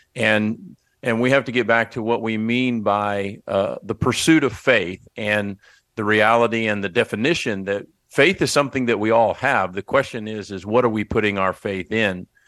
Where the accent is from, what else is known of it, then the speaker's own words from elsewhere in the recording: Texas, United States; as a Texan